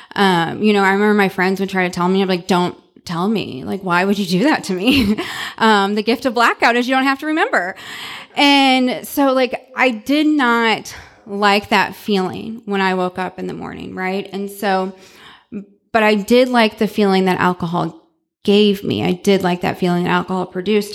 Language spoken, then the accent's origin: English; St. Louis, Missouri, United States; now in Dallas, United States; I was born and raised in Saint Louis, Missouri